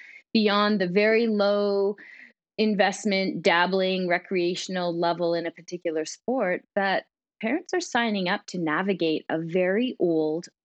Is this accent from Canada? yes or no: yes; Canada; as a Canadian